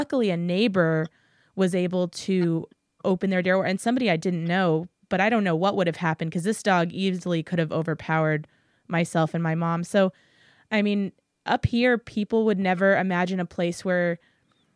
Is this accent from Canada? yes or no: no; San Antonio, Texas, United States; I'm from San Antonio